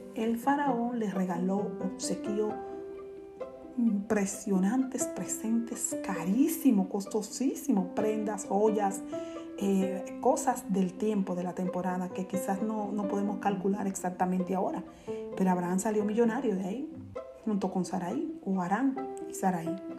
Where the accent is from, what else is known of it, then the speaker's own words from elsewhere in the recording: Dominican Republic; decimos cotidianamente los dominicanos